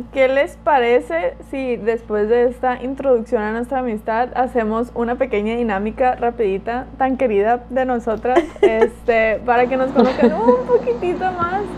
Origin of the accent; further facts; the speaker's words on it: Culiacán, Sinaloa, Mexico; also born or lived in Mérida; Y soy de Culiacán, vivo en Culiacán